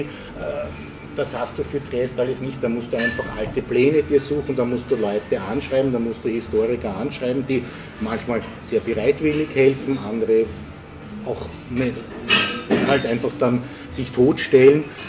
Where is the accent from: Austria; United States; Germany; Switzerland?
Austria; Vienna; in Wien geboren, aufgewachsen und ich könnte fast sagen, auch die Stadt nie verlassen